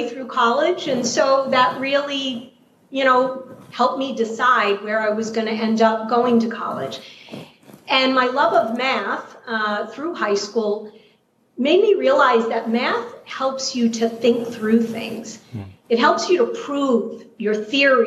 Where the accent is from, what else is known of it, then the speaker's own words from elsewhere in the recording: New York City, New York, United States; accent: New York City; you definitely picked up my New York City accent. I grew up in Queens, New York